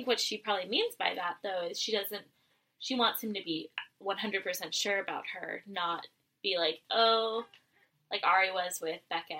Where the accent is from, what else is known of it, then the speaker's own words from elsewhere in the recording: San Luis Obispo, California, United States; growing up in San Luis Obispo area.